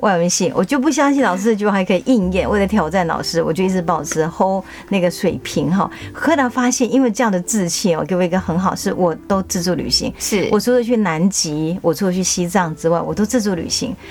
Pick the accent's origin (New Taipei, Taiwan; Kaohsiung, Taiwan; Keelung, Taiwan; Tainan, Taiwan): Tainan, Taiwan; 因为我是台南台的教育协会的监事，我们做很多台日交流